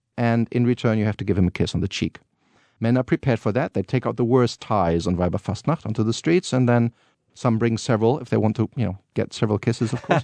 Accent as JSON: {"language": "English", "town": "Cologne", "region": "North Rhine-Westphalia", "country": "Germany", "tie": "born or raised there", "moved": "yes", "said": "I grew up as a child always going to these Rose Monday"}